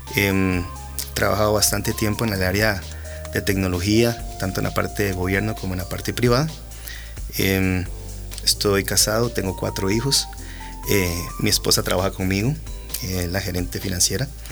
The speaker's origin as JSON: {"language": "Spanish", "country": "Costa Rica", "said": "somos costarricenses"}